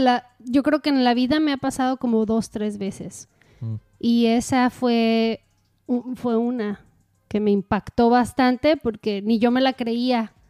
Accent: Mexico; como buena mexicana

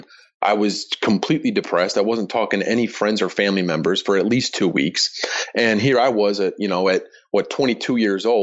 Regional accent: Chicago, Illinois, United States; my hometown team, the Chicago Bears

